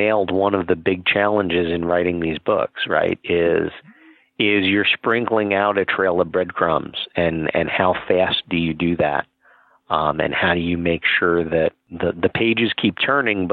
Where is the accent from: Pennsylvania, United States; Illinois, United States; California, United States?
California, United States; San Diego; my hometown of San Diego